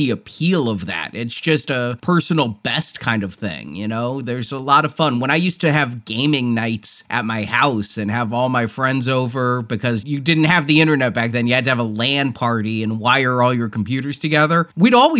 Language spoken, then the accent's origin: English; Texas, United States; I'm a Texan